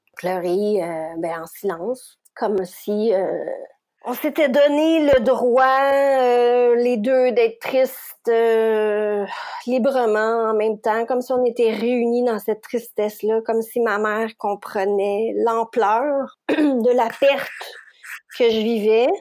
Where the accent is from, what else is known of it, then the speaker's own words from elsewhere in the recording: Quebec, Canada; je suis québécoise. J'habite la région de Montréal